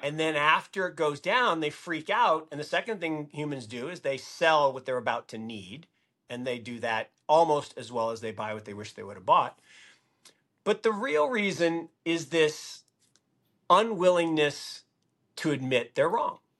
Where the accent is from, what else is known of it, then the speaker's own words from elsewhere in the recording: Seattle, Washington, United States; I grew up in Seattle